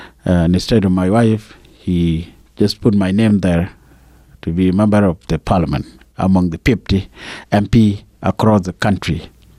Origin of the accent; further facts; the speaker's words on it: Upper Nile, South Sudan; the county that I represent is Longosuk County in Afrinal State. Okay. That's where I was born, and that's where I come from.